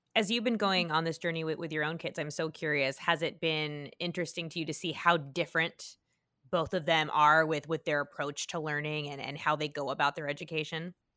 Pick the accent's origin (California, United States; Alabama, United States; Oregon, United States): California, United States; I grew up in California